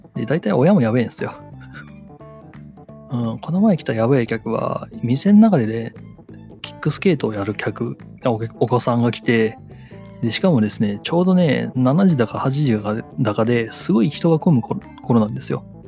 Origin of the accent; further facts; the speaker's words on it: Wakayama, Japan; moved away; 地元の和歌山の方ではね